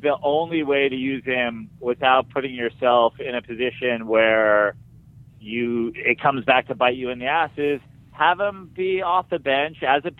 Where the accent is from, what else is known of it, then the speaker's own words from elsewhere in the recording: Katonah, New York, United States; I am from Westchester County, Katona specifically, and my mom is from Queens.